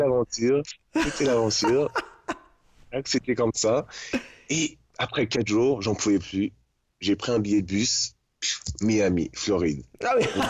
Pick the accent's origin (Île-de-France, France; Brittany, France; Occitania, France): Île-de-France, France; Paris region; moved away as an adult; je suis de région parisienne.